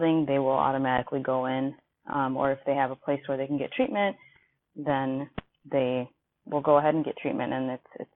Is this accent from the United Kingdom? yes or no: no; Kenya; now in Milwaukee, United States; I'm originally from Kenya, but currently living in Milwaukee, Wisconsin